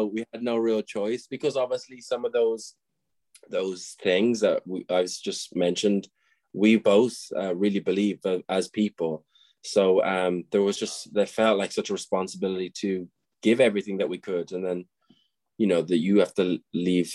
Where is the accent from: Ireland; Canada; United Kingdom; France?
Ireland; Tipperary, Munster; also born or lived in Dublin; I grew up in a place called Tipperary, Nina, which is a small town